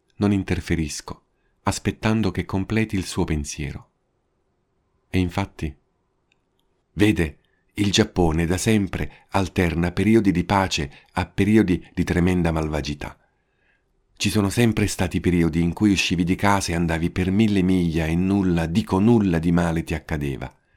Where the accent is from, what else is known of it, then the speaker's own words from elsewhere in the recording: Italy; now in Japan; Sono italiano